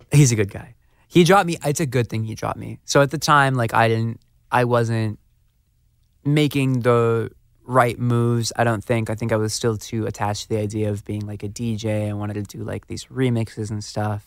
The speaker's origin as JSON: {"language": "English", "town": "Phoenix", "region": "Arizona", "country": "United States", "tie": "born or raised there", "also_born_or_lived": "Scottsdale, Arizona", "said": "I was born the hospitals in Scottsdale. I grew up in North Phoenix"}